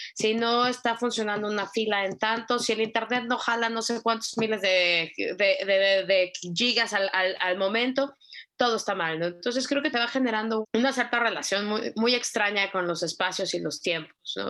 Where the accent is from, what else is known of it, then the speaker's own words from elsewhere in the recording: Mexico City, Mexico; vengo de Ciudad de México.